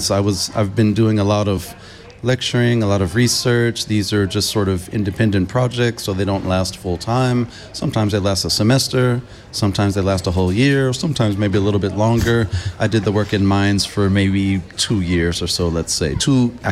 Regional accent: Los Angeles, California, United States; also born or lived in Bay Area / East Coast; I'm originally from Los Angeles. That's where I was born. That's where I was raised for the most part in my early years. Even though I went to high school in the Bay Area, I also used to live on the East Coast.

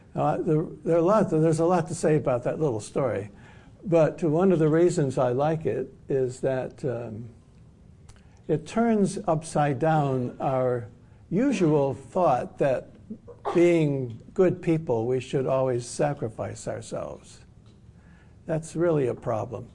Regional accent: Detroit, Michigan, United States; I grew up in Detroit. I was born in Detroit

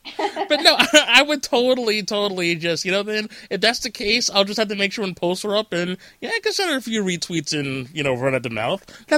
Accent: northeastern New Jersey, United States; I'm from northeastern New Jersey

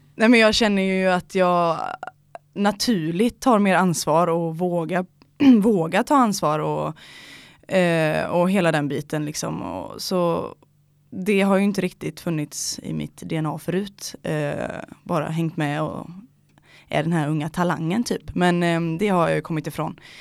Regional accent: near Ullared, Halland County, Sweden; also born or lived in Gothenburg; now in Stockholm, Sweden; typ två mil därifrån, eh, mitt ute i skogen, eh, är jag uppväxt ihop med min eh, familj då

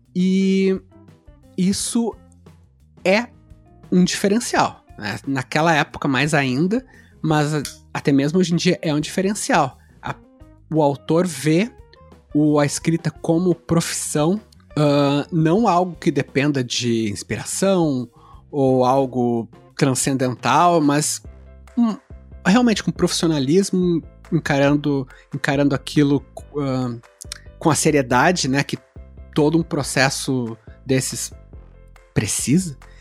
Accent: Pelotas, Rio Grande do Sul, Brazil; Nasci em Pelotas, Rio Grande do Sul

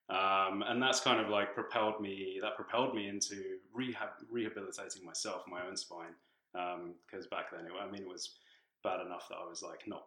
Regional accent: Tanzania; also born or lived in London, United Kingdom / South Africa / West Africa / New Zealand; now in Canada; So I was born in the UK. I was born in London, but I actually grew up in Tanzania in East Africa, um, and then I've lived in South Africa, West Africa, New Zealand, Australia.

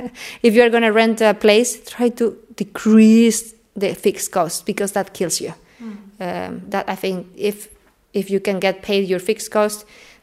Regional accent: Mexico City, Mexico; now in Odense, Denmark; Mexico City.

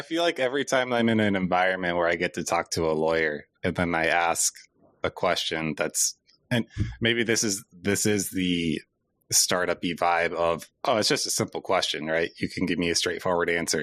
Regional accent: Cedar Falls, Iowa, United States; we're both from Cedar Falls

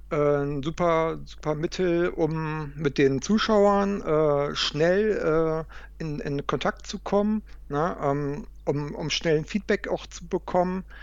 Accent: Hamburg, Germany; bei dem zweiten Event, was in Hamburg war, in meiner, in meiner Heimatstadt.

